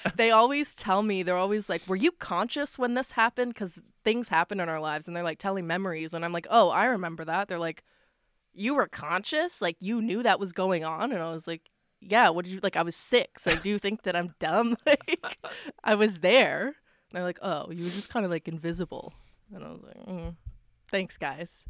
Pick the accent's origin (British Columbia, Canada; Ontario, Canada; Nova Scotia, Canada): Nova Scotia, Canada; Waverley; I grew up in Waverly